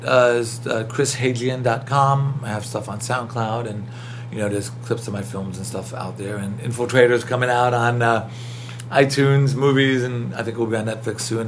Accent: New York City, New York, United States; accent: thick New York; I was born in Queens, brought up in New York

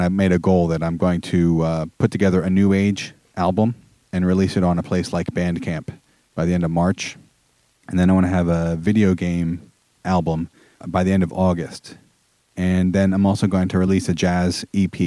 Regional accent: Philadelphia suburbs, Pennsylvania, United States; moved away as an adult; also born or lived in New York City / Long Island; I grew up in the Philadelphia suburbs and then moved to New York City for 4 years and Long Island for 12 years

